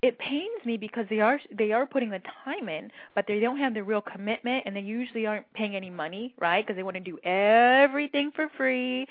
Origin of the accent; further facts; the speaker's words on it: Cleveland, Ohio, United States; moved away as an adult; also born or lived in Berkeley, California; I grew up in Cleveland, Ohio